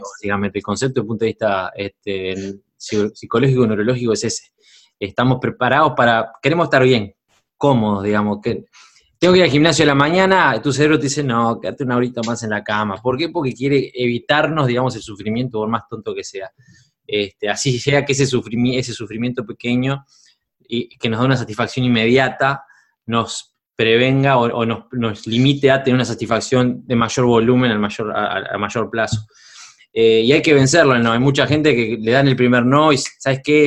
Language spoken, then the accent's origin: Spanish; Uruguay; Uruguay, mi país natal